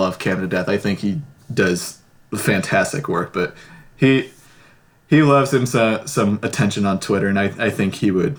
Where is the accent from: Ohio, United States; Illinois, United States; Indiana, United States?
Indiana, United States; Fort Wayne; my hometown of Fort Wayne